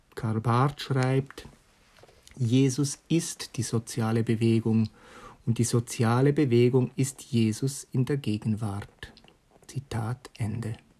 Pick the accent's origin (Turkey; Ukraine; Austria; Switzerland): Switzerland; bei uns in der Schweiz